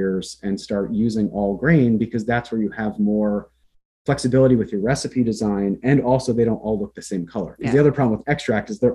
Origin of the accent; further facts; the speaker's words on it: Central Pennsylvania, United States; moved away as an adult; also born or lived in New Jersey; now in Berkshires, United States; I was born in New Jersey, and then my family moved to Pennsylvania in the early 90s